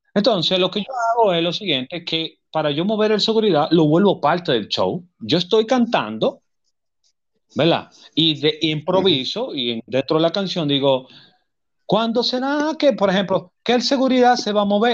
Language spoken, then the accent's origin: Spanish; Dominican Republic; yo soy dominicano